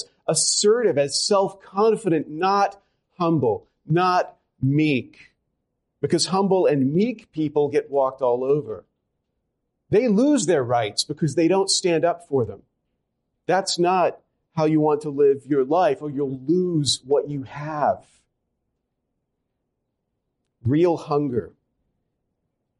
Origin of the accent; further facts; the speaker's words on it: Louisiana, United States; I come from Louisiana. I'm a Southerner.